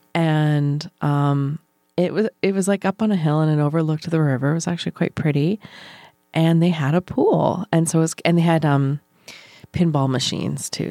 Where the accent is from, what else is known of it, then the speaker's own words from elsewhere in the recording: New Brunswick, Canada; moved away; we had a community pool in my hometown in New Brunswick